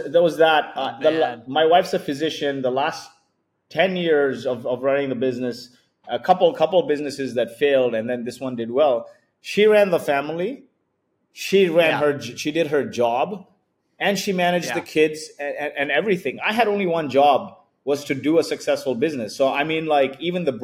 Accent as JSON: {"language": "English", "country": "Kuwait", "tie": "born or raised there", "moved": "yes", "lives_now": "Dubai, United Arab Emirates", "said": "I was born in Kuwait"}